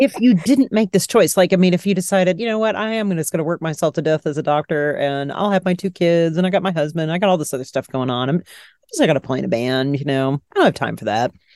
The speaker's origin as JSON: {"language": "English", "town": "Dallas", "region": "Texas", "country": "United States", "tie": "born or raised there", "said": "my hometown of Dallas, Texas."}